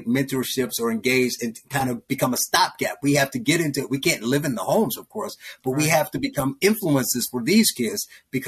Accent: Gary, Indiana, United States; I grew up in Gary, Indiana.

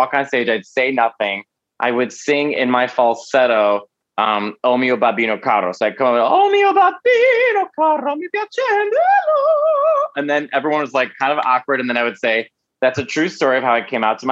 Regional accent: Chicago, Illinois, United States; moved away as an adult; now in New York City, United States; I'm born and raised in Chicago.

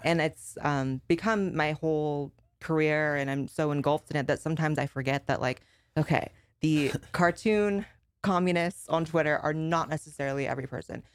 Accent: Northern California, United States; I grew up in Northern California, and San Fran is like the LA of NorCal

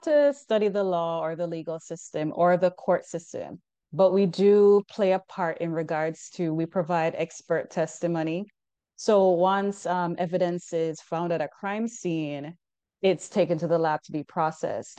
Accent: Jamaica; moved away as an adult; now in United States; I'm originally from Jamaica. So while I was in school back home

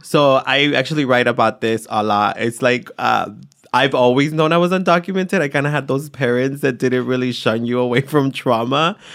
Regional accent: San Jose, California, United States; also born or lived in Atoyac de Álvarez, Guerrero, Mexico; I grew up in East Side San Jose

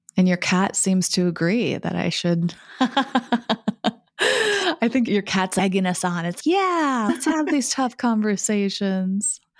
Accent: New England, United States; growing up in New England as white women

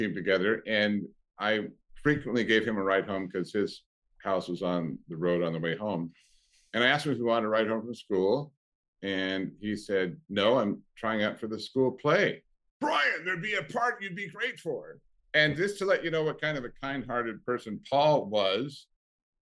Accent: Longview, Washington, United States; moved away as an adult; also born or lived in Ellensburg, Washington; now in Southern California, United States; I was raised in the Pacific Northwest

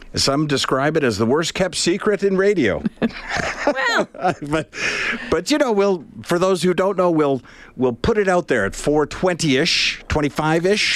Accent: Canada; we're Canadian

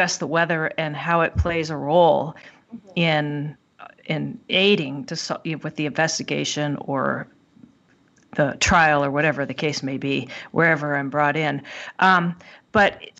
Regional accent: Southern California, United States; also born or lived in Tahoe area; now in Lake Tahoe, United States; I grew up in Southern California

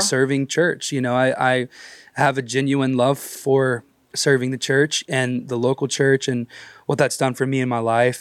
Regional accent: Texas, United States; I was raised in church in Texas

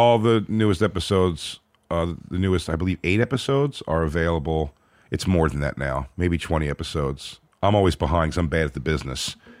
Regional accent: Philadelphia, Pennsylvania, United States; born or raised there

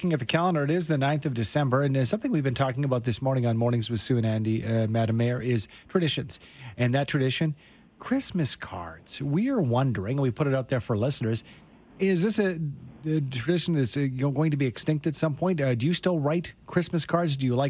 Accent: Canada; you got these cities, we're all Canadian

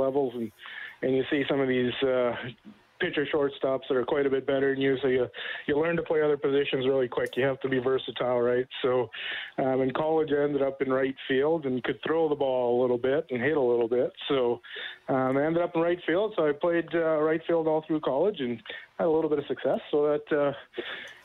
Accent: Consort, Alberta, Canada; we grew up in a really small town east of Stettler called Consort, Alberta. And we moved there when I was 7 years old

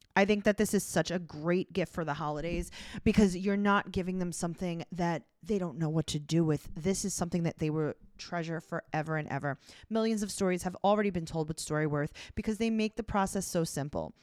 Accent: New York City, New York, United States; We're from Queens. We don't leave

